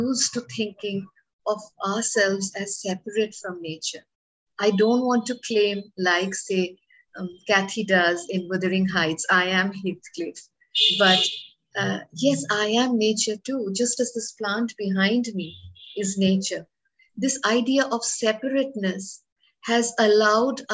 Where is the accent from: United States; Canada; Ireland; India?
India; as an Indian woman